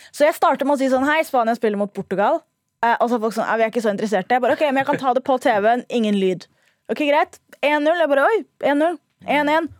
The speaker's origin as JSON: {"language": "Norwegian", "region": "Oslo", "country": "Norway", "tie": "born or raised there", "said": "Jeg er født og vokst i Oslo"}